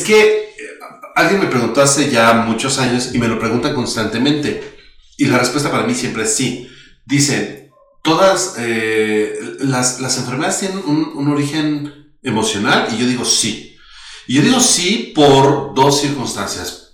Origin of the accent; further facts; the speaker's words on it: Mexico; somos mexicanos